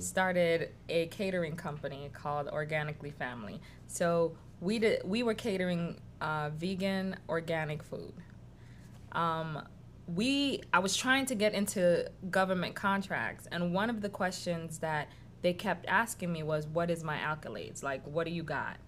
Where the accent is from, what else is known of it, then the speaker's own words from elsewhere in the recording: New York City, New York, United States; also born or lived in Haiti; now in Georgia, United States; I grew up in Washington Heights in New York